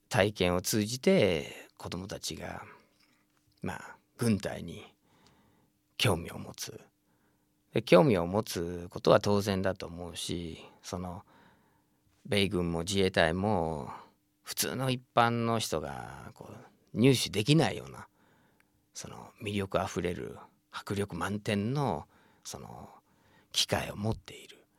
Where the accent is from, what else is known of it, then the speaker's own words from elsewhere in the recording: United States; now in Japan; 僕自身もアメリカに生